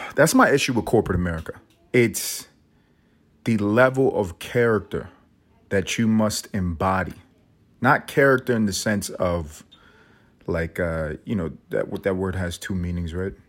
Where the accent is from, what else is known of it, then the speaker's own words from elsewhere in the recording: New York City, New York, United States; I grew up in New York City.